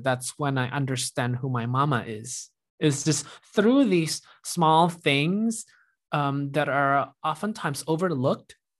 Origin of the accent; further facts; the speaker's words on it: Indonesia; moved away as an adult; also born or lived in Iowa; when I moved to Iowa for college from Indonesia